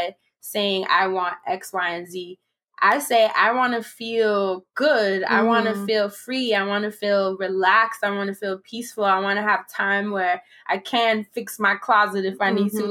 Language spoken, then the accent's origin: English; New York City, New York, United States; I'm from the Carver Project in Harlem.